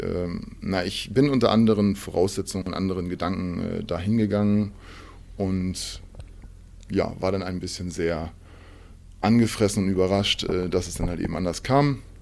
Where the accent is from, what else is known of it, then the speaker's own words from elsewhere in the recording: Hamburg, Germany; Ich bin in Hamburg geboren